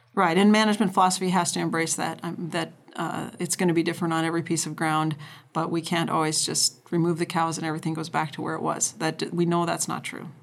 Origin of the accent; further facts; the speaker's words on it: North Dakota, United States; now in Idaho, United States; I grew up in North Dakota